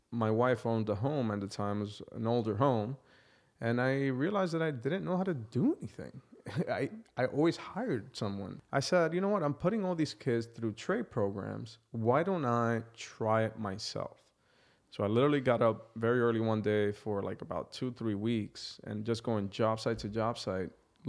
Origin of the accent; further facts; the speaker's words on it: New York City, New York, United States; moved away as an adult; now in Toronto, Canada; One of the blocks in my precinct, which is the area that I grew up actually, was actually known as the heroin capital of New York City.